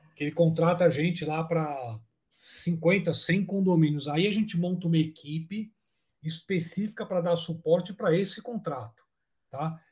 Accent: São Paulo, Brazil; nós somos de São Paulo

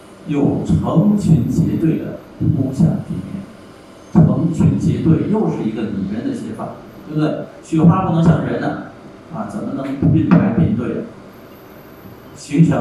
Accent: Thailand; Chinese is a second language; 那你要看雨的话，那不如在我们泰国看。泰国雨季的时候，一天好几场，对不对？

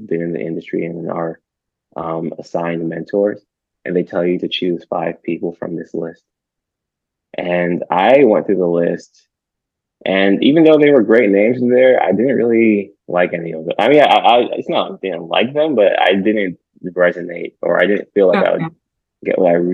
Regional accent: Huntsville, Alabama, United States; moved away; I told her I was from Huntsville

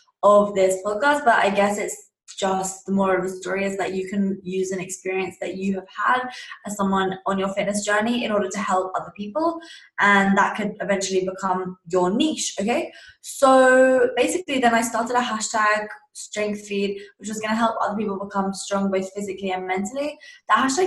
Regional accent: Surrey, South East England, United Kingdom; I was obviously in my second last year of high school in England. That's where I'm from, a place called Surrey

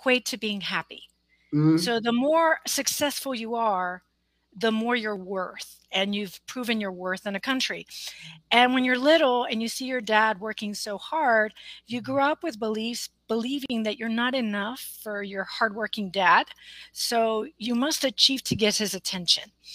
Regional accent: on the border with Mexico, South Texas, United States; moved away as an adult; now in Austin, United States; I'm based out of Austin, Texas now, but I grew up on the border with Texas and Mexico

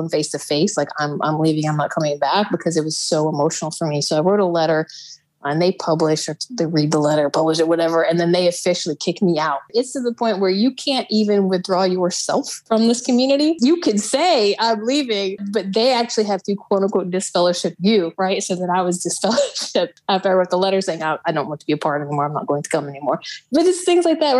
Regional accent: Midwest, United States; moved away as an adult; also born or lived in Texas; I was raised up in the Midwest, and I left when I turned 18

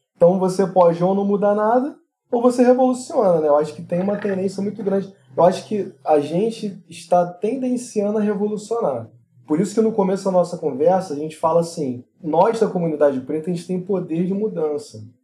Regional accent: Brazil; nós somos brasileiros

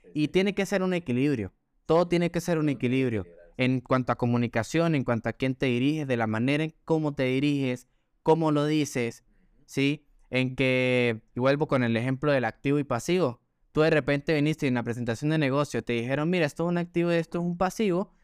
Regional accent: Gocho, Táchira, Venezuela; accent: gocho; pues soy muy gocho de Venezuela, y, es un acento

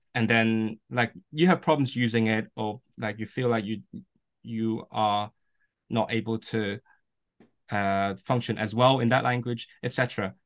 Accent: Hong Kong; first language Cantonese; English is a second language; now in Manchester, United Kingdom; my mother tongue is Cantonese, uh, which is from Canton, and I'm from Hong Kong myself. Uh, so I grew up speaking that, and I, um, I grew up in this environment that pretty much only speaks Cantonese.

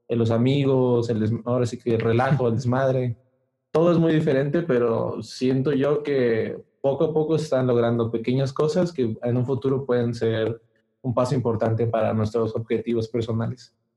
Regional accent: southern Mexico, Mexico; also born or lived in Playa del Carmen; now in Mexico City, Mexico; nosotros no, somos originarios de la Ciudad de México, venimos

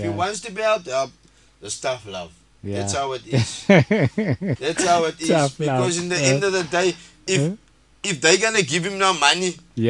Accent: Cape Town, Western Cape, South Africa; moved away as an adult; I'm staying here now, like 5-6 years, I'm from Woodstock.

